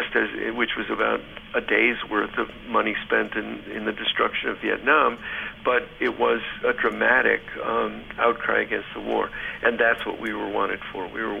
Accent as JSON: {"language": "English", "town": "Ann Arbor", "region": "Michigan", "country": "United States", "tie": "born or raised there", "said": "we were talking about growing up in Ann Arbor."}